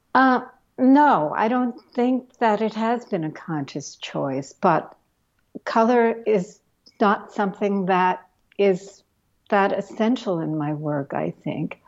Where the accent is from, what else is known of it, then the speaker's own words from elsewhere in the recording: New York City, New York, United States; I grew up in Brooklyn.